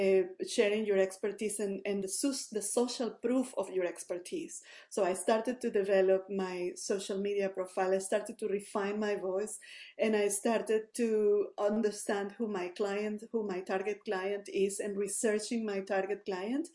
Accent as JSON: {"language": "English", "country": "Venezuela", "moved": "as an adult", "lives_now": "Canada", "said": "I'm originally from Venezuela, moved here in the early 2019."}